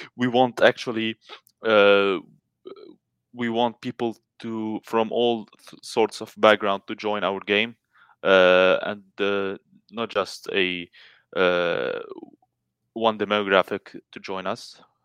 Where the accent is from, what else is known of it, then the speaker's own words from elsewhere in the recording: Lebanon; I'm from Lebanon